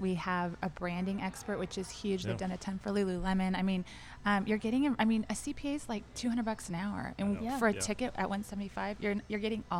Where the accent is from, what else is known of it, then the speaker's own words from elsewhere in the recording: Orange County, Southern California, United States; moved away as an adult; now in Dallas, United States; I'm from Orange County.